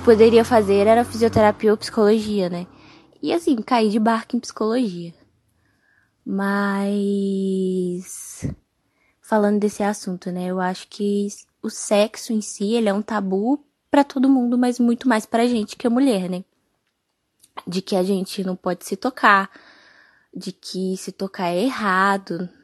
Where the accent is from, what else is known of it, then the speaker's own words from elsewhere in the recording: Minas Gerais, Brazil; Sou aqui de Minas